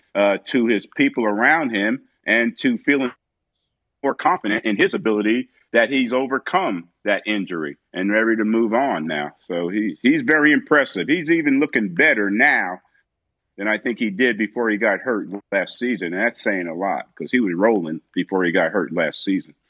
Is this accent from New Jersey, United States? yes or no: yes; South River, New Jersey, United States; moved away; I'm from South River, New Jersey, twenty minutes down the turnpike